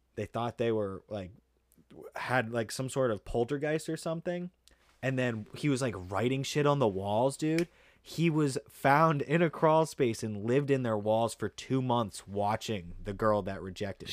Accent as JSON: {"language": "English", "town": "Pepperell", "region": "Massachusetts", "country": "United States", "tie": "born or raised there", "said": "I grew up in Pepperell"}